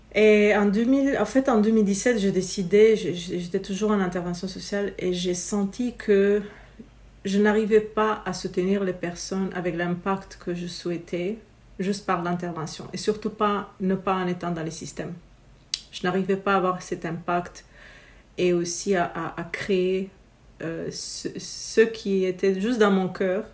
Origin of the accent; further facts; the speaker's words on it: Romania; now in Quebec, Canada; je viens de Roumanie originairement. Euh, notre famille est un mix méditerranéen en fait, Grèce, Italie, Bulgarie, et puis voilà, je suis née en Roumanie.